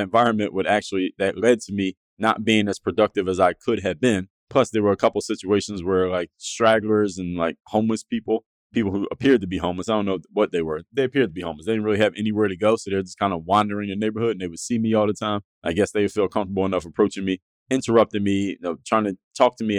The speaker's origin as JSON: {"language": "English", "town": "Philadelphia", "region": "Pennsylvania", "country": "United States", "moved": "yes", "lives_now": "Miami, United States", "said": "I'm from Philadelphia"}